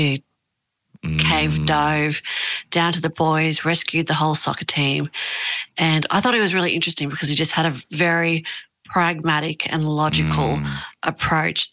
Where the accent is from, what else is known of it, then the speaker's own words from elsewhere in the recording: Australia; also born or lived in Tahiti, French Polynesia; they had my older brother, myself, and then we moved to Australia when I was like 2